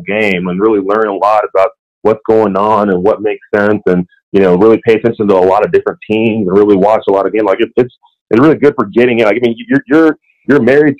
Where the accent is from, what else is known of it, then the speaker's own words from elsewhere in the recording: Nigeria; with them having a lot of business out there in Nigeria and me being Nigerian, it actually is a very good fit.